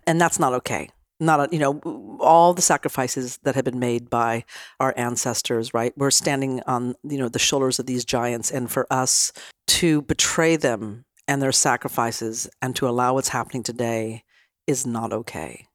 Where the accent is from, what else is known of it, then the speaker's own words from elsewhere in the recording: Nevada City, California, United States; I'm from a tiny little town in Northern California called Nevada City. I was raised in Nevada County, California since I was four